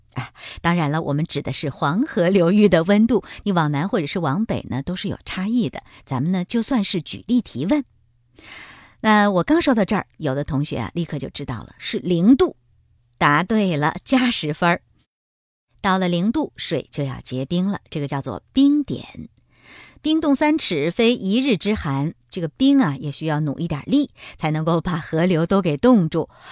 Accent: China; 我们中国人

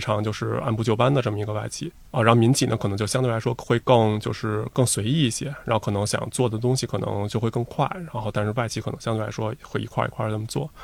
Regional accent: Beijing, China; 因为我从小就在北京，所以其实在，我也没有想过去别其他地方就业

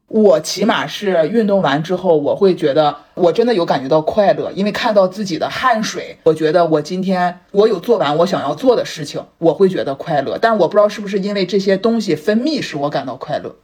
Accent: Dalian, Liaoning, China; 我们的家乡大连

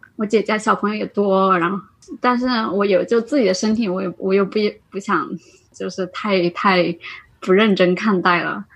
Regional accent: Anhui, China; now in Guangzhou, China; 我从广州回，回安徽，我老家在安徽。

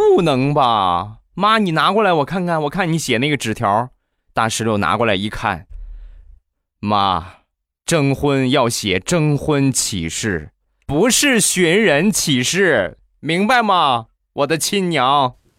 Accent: Rizhao, Shandong, China; 日照绿茶啊，这个是我们家乡的一个特产

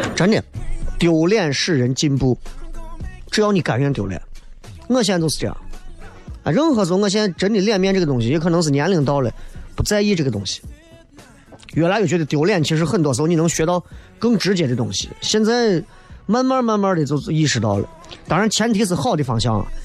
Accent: Xi'an, Shaanxi, China; 作为西安人更是这样。

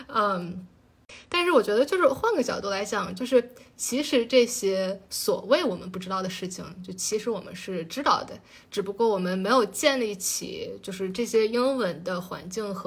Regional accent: China; 就是是马克思，就是我们中国人非常熟悉的马克思。

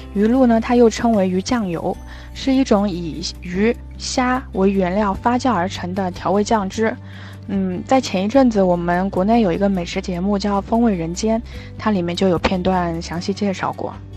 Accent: China; 我们中国人对茶的情，深入骨髓

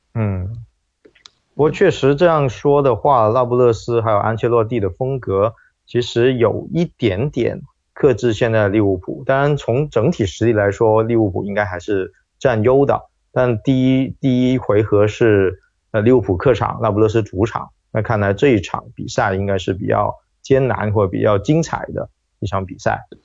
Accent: China; 就作为中国人来说

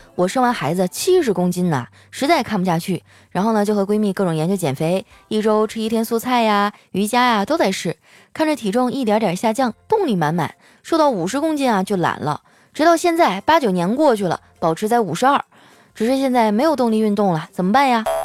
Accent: Qitaihe, Heilongjiang, China; moved away; 我老家在七台河产煤

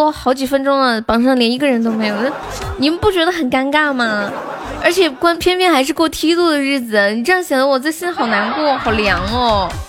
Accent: Sichuan, China; 当当当当当当当，我是四川的。

